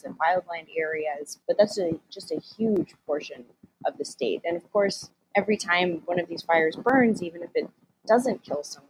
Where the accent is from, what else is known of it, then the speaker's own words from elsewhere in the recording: Southern California, United States; I'm in California. I grew up in Southern California